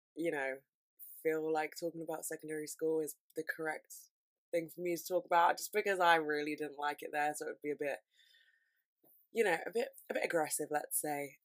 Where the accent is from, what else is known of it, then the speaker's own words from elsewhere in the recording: London, United Kingdom; I'm from London